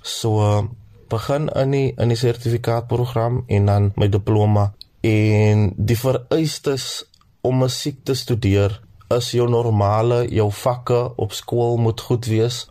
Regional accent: Cape Town, Western Cape, South Africa; Ek is van Kraaifontein

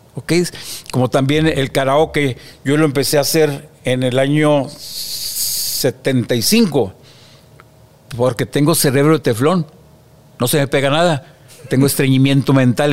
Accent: Monterrey, Nuevo León, Mexico; Somos del barrio del Mediterráneo, pegado a la Purísima

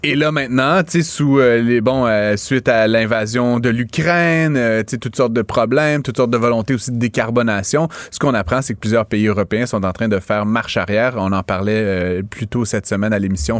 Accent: Outaouais, Quebec, Canada; also born or lived in Ottawa, Ontario; en Outaouais. Je suis même né à Ottawa. tout au long de ma vie, j'ai dû prouver que j'étais québécois

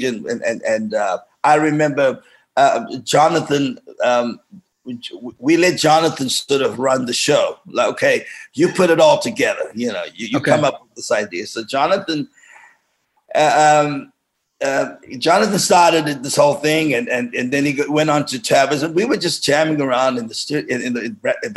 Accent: Cape Town, Western Cape, South Africa; moved away as an adult; also born or lived in London / Los Angeles; growing up in Belgravia

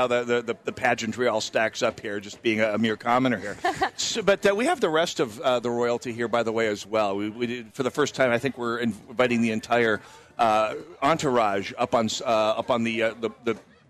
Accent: North Dakota, United States; moved away; I come from North Dakota where cows are for making hamburgers out of.

